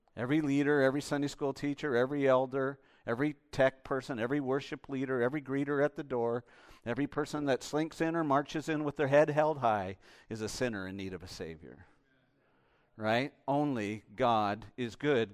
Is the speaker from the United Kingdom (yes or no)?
no; Canada; I'm Canadian